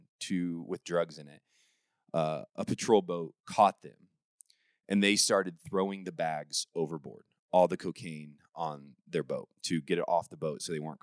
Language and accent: English; Warsaw, Indiana, United States; from Warsaw, Indiana